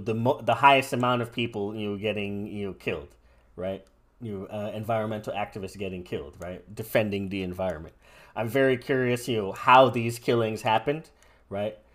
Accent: United States; I'm, I'm an American

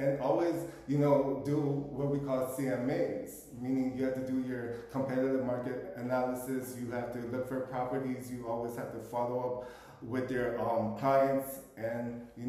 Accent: Philippines; But at the end of the day, for me being Filipino, I feel like a chameleon out here.

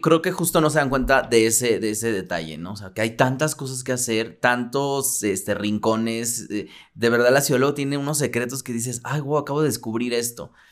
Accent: Mexico City, Mexico; yo viví en el sur, pero también viví como por el centro

